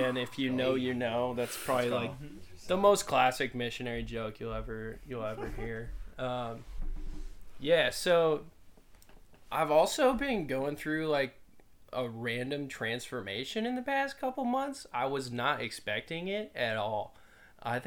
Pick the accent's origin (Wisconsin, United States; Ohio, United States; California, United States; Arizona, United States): Arizona, United States; Phoenix; moved away; I'm originally from Phoenix, Arizona